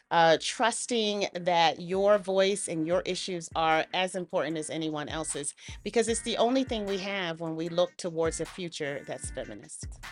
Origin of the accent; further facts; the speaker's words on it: United States; I'm a Black woman growing up in the United States